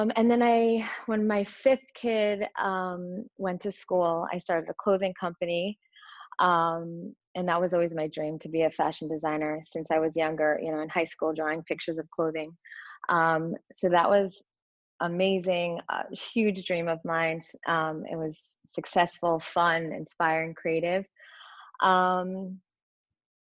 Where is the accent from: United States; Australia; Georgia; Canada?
United States; Connecticut; I grew up in Connecticut